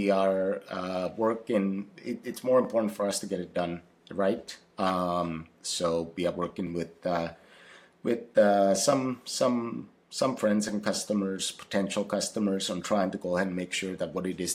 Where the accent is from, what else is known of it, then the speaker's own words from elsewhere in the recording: Finland; English is a second language; now in Seattle, United States; I grew up in Finland